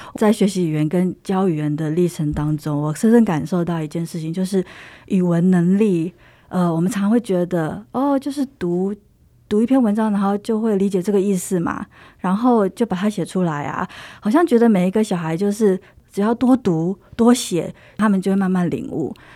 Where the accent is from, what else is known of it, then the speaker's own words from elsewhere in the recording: Taiwan; moved away as an adult; now in Sweden; 我就是很典型的从台湾长大的孩子